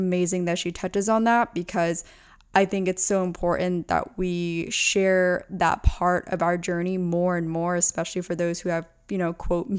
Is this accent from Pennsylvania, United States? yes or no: yes; between Lancaster and Reading, Pennsylvania, United States; also born or lived in Orange County; now in Los Angeles, United States; I'm from between Lancaster and Reading